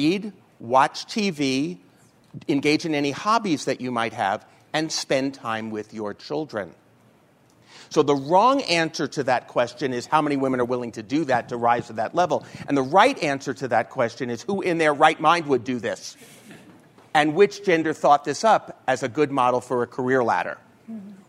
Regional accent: New York, United States; I'm from New York

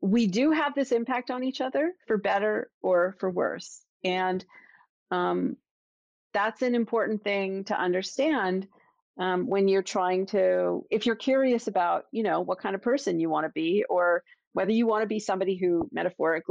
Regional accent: Toronto, Ontario, Canada; now in Boston, United States; I'm from Toronto, Maple Leafs

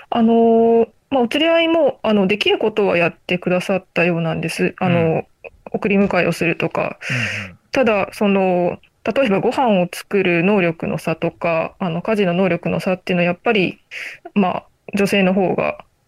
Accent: Aichi, Japan; あ私もあの愛知県出身なので、

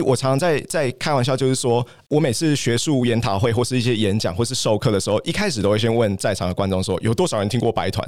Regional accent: Taiwan; moved away as an adult; also born or lived in Canada / Australia / United Kingdom / Japan; 身为台湾身为一个小国

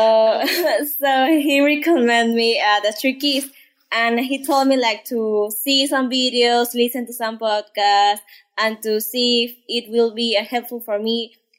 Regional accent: Peru; first language Spanish; English is a second language; I'm from Peru. My first language is Spanish.

